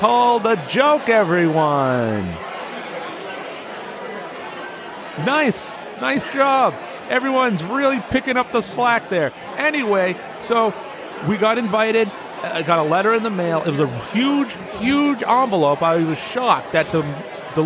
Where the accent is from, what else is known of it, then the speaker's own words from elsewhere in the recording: Haverhill, Massachusetts, United States; I am also from Haverhill